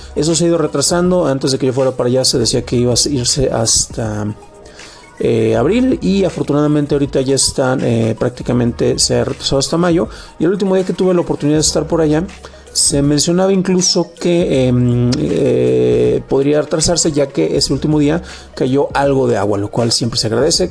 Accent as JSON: {"language": "Spanish", "town": "San Juan de los Lagos", "region": "Jalisco", "country": "Mexico", "tie": "born or raised there", "moved": "yes", "lives_now": "Mexico City, Mexico", "said": "yo soy originario de San Juan de los Lagos"}